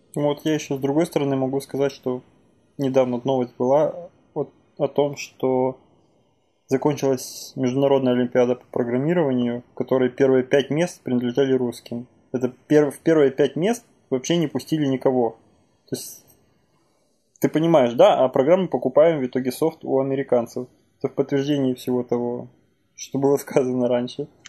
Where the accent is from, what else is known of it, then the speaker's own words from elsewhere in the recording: Ukraine; moved away; моя родина Украина. Я в Украине родился, в Украине вырос